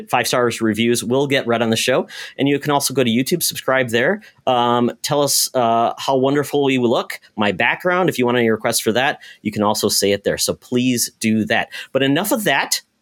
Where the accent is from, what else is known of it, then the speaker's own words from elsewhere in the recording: Michigan, United States; now in Minnesota, United States; I watched all that stuff and from my home in Michigan. So I'm practically Canadian. Right now, I'm lower Canada in Minnesota.